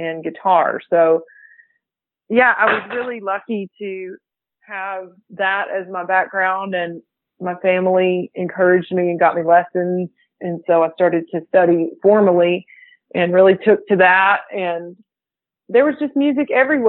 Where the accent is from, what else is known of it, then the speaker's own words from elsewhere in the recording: Arkansas, United States; also born or lived in Austin, Texas; I was born and raised here in Arkansas